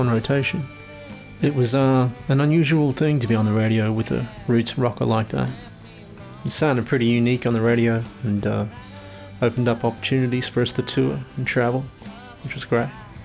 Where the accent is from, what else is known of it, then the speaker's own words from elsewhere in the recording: Rockhampton, Queensland, Australia; now in Darwin, Australia; my hometown, Rockhampton.